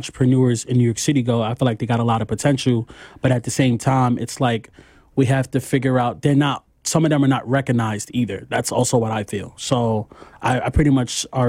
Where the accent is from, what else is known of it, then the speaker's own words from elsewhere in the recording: Nigeria; now in Queens, United States; from Nigeria. I live in Queens.